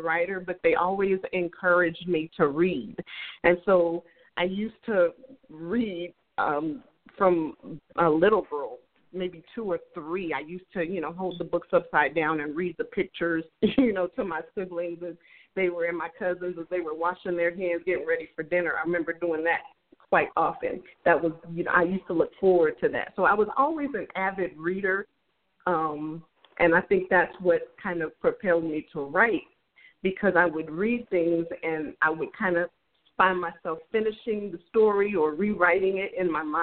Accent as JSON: {"language": "English", "town": "Las Vegas", "region": "Nevada", "country": "United States", "tie": "born or raised there", "said": "So I grew up in Las Vegas, Nevada"}